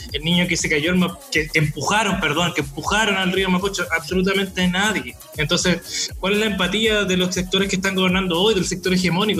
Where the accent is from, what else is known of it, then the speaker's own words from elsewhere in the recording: Chile; como chilenos